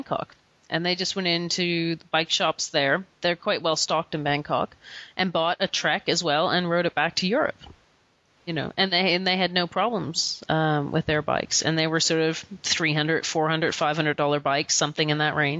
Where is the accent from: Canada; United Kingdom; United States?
Canada; we're Canadian